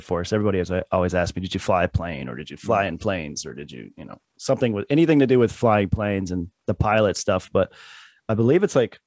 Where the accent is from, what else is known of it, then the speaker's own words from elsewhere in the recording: California, United States; also born or lived in Iowa / Newport Beach, California / Lake Elsinore, California; now in Florida, United States; my family moved to California, and that's where I was raised.